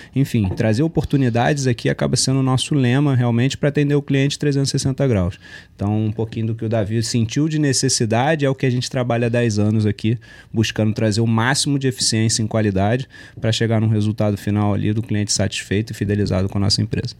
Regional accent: Rio de Janeiro, Brazil; gosto de uma praia como bom carioca

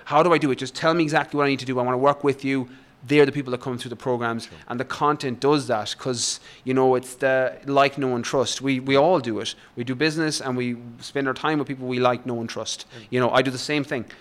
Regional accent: west of Ireland, Ireland; moved away as an adult; also born or lived in London; I grew up in Ireland, in the west of Ireland. I probably grew I grew up on a farm

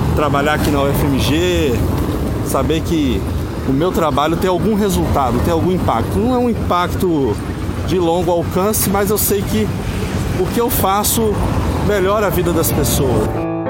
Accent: Minas Gerais, Brazil; also born or lived in São Paulo; Nasci em São Paulo, numa época que meus pais foram tentar a sorte por lá. E aos dois anos de idade vim para Minas é, em definitivo

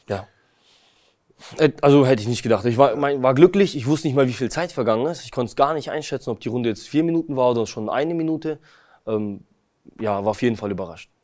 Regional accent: Kazakhstan; moved away; geboren bin ich in Kasachstan

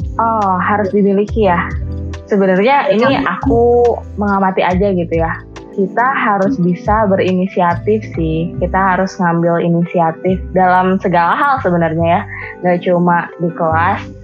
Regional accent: Bandung, West Java, Indonesia; aku nih orang Bandung

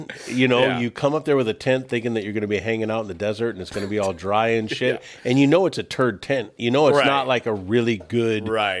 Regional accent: Pacific Northwest, United States; growing up in the Pacific Northwest, growing up like our feet were wet constantly.

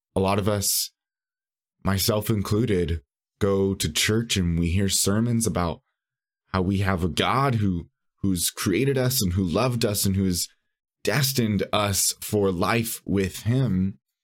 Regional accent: San Bernardino, California, United States; moved away as an adult; also born or lived in Los Angeles; now in Chicago, United States; technically I grew up in San Bernardino

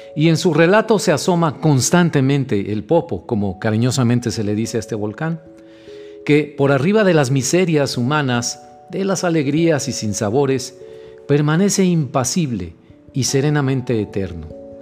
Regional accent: Mexico; los mexicanos sentimos

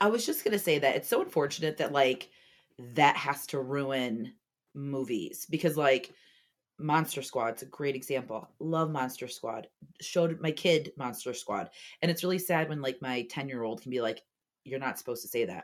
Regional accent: Orlando, Florida, United States; I was born in Orlando

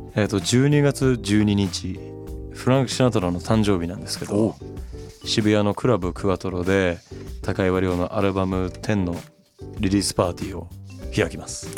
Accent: Japan; 三陸の都の海の出身

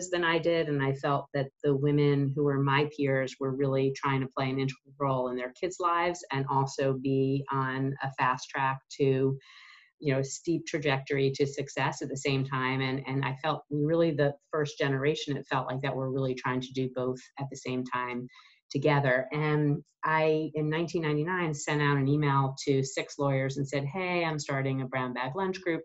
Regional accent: New York City suburbs, United States; moved away as an adult; now in Philadelphia, United States; I was raised in New York, in the New York City suburbs

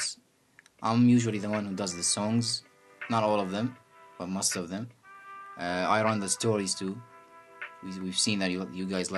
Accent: Iraq; first language Arabic; English is a second language; We are from Iraq.

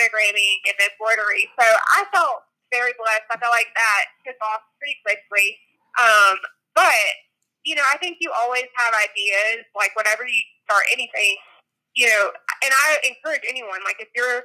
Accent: McDonough, Georgia, United States; the town where Josh and I grew up in McDonough, Georgia

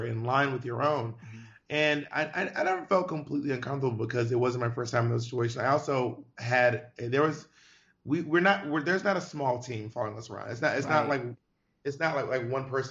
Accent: the South, United States; moved away as an adult; also born or lived in New York City, United States; now in Los Angeles, United States; I'm from the South

